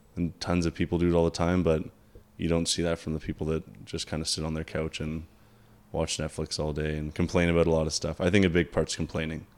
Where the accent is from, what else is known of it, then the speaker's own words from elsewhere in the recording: Canada; we're Canadian